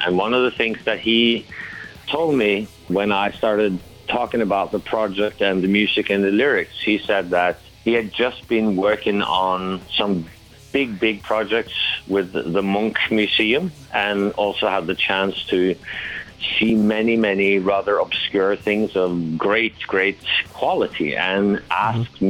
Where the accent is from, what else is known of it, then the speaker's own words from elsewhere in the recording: Norway; in Norway, of course, it's the same yet in a different way. We have um, a strong cultural heritage, dramatic nature, dramatic weather